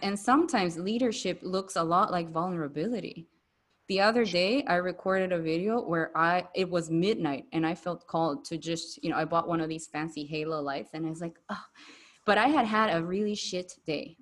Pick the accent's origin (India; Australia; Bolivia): Bolivia; accent: Latina; first language Spanish; English is a second language; moved away as an adult; now in Kuala Lumpur, Malaysia; I was born and raised in Bolivia my whole life until I was 27. Like Spanish is my first language.